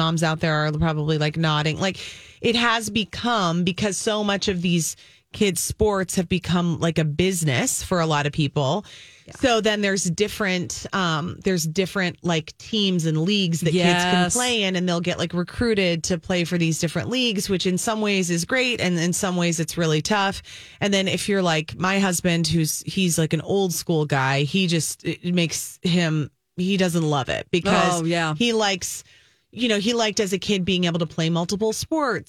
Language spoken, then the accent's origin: English; Apple Valley, Minnesota, United States; also born or lived in Green Bay, Wisconsin / Madison, Wisconsin; I grew up in Apple Valley.